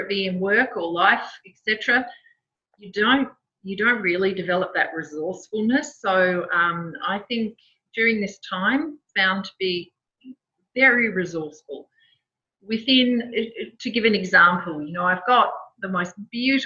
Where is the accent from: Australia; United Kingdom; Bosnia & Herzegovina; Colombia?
Australia; Perth, Western Australia; I grew up in Perth